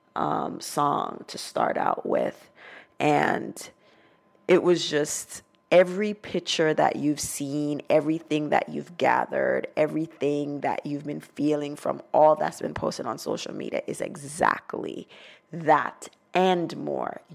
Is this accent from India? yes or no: no; Montego Bay, Saint James, Jamaica; now in United States; Montego Bay because that's where I'm from